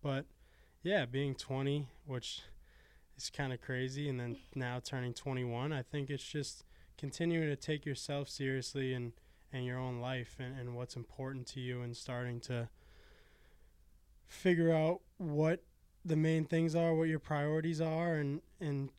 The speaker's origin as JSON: {"language": "English", "town": "Arlington", "region": "Massachusetts", "country": "United States", "said": "I'm from Arlington, Massachusetts, about 25 minutes north of Emerson College"}